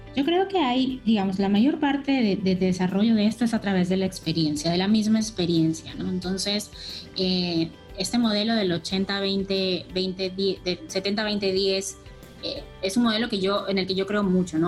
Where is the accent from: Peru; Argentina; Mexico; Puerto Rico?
Peru; Universidad Católica de acá del Perú, yo soy peruana